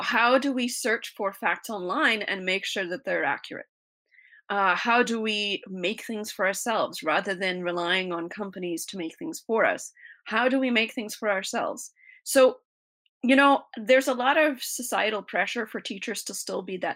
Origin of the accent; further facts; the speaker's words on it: South Africa; moved away; I was born in South Africa, and I grew up out in the middle of the African bush